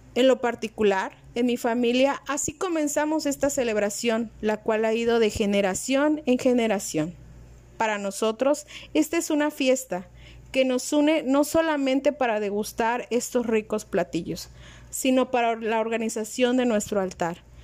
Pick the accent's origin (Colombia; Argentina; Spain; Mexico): Mexico; Totonacapan region, Veracruz; En nuestra región, esta celebración inicia el 18 de octubre